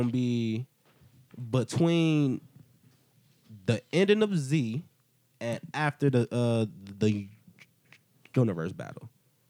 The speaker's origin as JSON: {"language": "English", "town": "Cleveland", "region": "Ohio", "country": "United States", "said": "I'm from Cleveland and stuff like"}